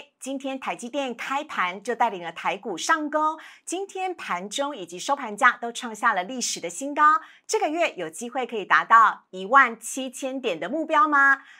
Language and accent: Chinese; Tainan, Taiwan; 我台南人啦，